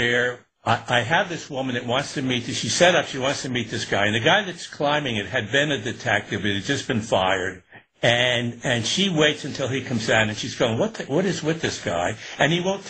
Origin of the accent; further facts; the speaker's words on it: Newburgh, New York, United States; I was growing up in Newburgh in upstate